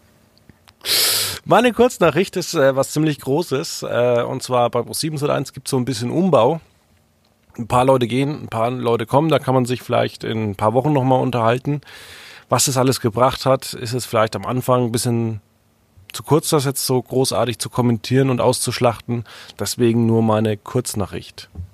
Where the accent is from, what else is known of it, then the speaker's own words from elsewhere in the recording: Franconia, Bavaria, Germany; das kommt ja aus dem Nachbardorf, wo ich aufgewachsen bin.